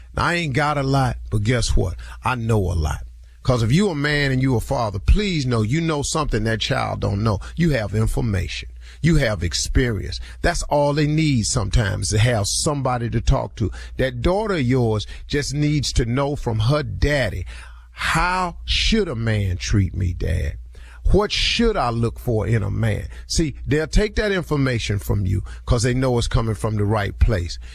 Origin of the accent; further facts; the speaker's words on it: Cleveland, Ohio, United States; moved away; ten of my hometown boys down from Cleveland